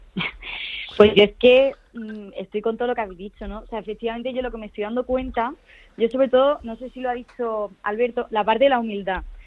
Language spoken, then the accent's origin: Spanish; Granada, Andalusia, Spain; moved away as an adult; also born or lived in Madrid; me mudé a Granada, porque yo soy de aquí